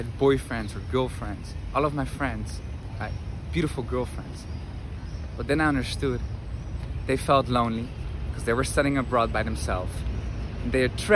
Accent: Netherlands; English is a second language; moved away as an adult; now in Madrid, Spain; I'm originally from the Netherlands, but spent here quite some time

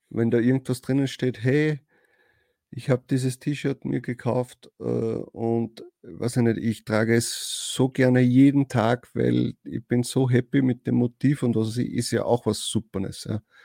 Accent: Austria; Bei uns in Österreich

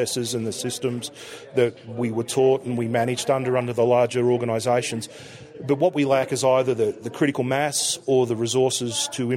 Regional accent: Melbourne, Victoria, Australia; I'm from Melbourne, Australia

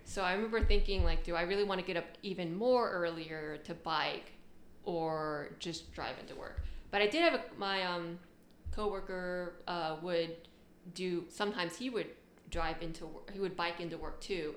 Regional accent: Knoxville, Tennessee, United States; moved away as an adult; also born or lived in Japan / Richmond, Virginia; I'm from Tennessee, Knoxville, okay. Tennessee

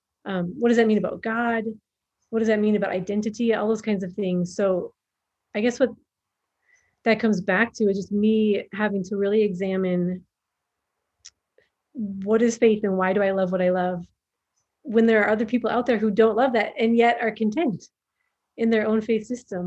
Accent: Minnesota, United States; moved away as an adult; also born or lived in Somalia; now in Djibouti; I am from Minnesota originally. And so when I was growing up, we had the North Stars

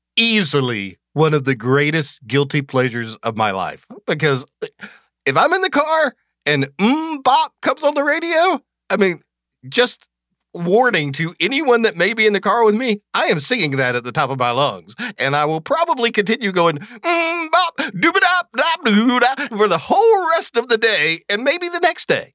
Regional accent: Athens, Georgia, United States; also born or lived in Pelham, Georgia; I grew up in Athens, Georgia. My dad worked for University of Georgia when I was a kid. So, but when I was ten, we moved to this little, tiny town in the extreme southwest corner of Georgia called Pelham, Georgia

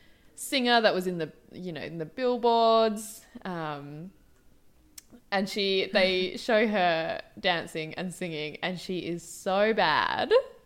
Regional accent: South Africa; I am from South Africa.

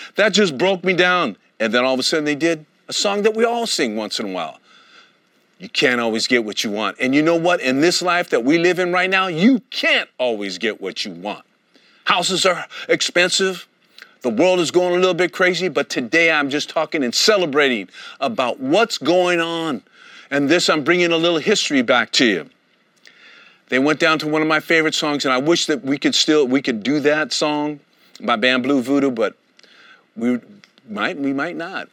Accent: Oakland, California, United States; all the lovely people that I grew up with in Oakland, California

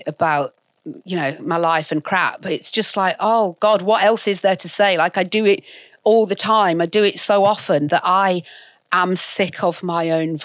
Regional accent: York, Yorkshire and the Humber, United Kingdom; moved away; also born or lived in Ealing, London / Bradford; we moved there when I was about 10 to York, and that's essentially where I grew up and fled the nest

